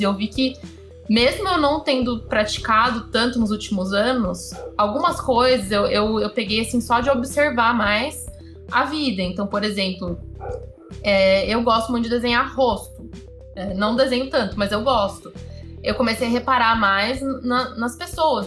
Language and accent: Portuguese; São Paulo, Brazil; also born or lived in Marseille, France / Salvador, Bahia; eu ter nascido em São Paulo, nasci na, na Avenida Paulista